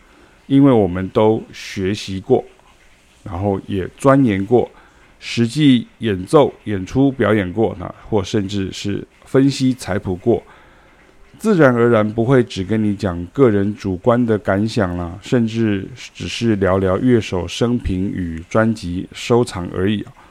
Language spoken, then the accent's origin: Chinese; Taiwan; 因为我们是台湾人到欧洲学爵士乐的第一人跟第二人呢、